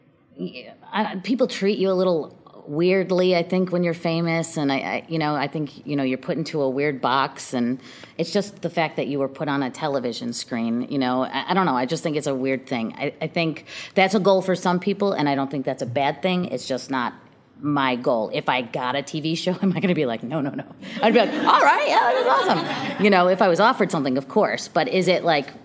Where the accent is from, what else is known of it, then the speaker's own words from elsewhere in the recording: Chicago, Illinois, United States; I grew up on the South Side